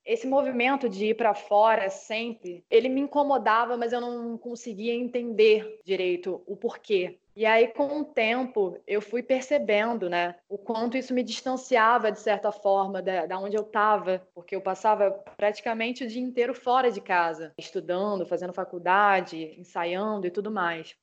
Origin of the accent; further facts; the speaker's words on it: Duque de Caxias, Rio de Janeiro, Brazil; Eu sou atriz, sou carioca, sou da Baixada Fluminense, sou cria da favela do Lixão em Duque de Caxias